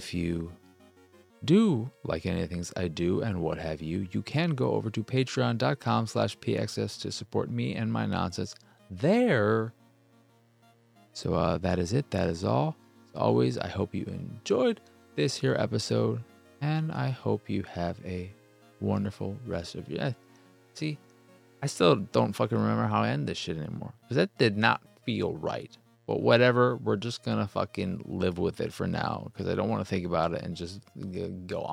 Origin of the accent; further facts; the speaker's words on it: United States; I'm American